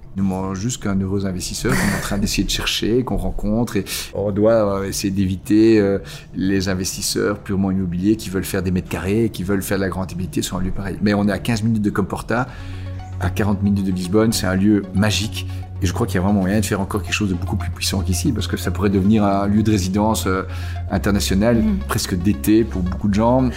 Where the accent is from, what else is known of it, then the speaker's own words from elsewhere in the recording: Belgium; Ici en Belgique, quelque part, on n'a pas vraiment d'identité nationale. On est belge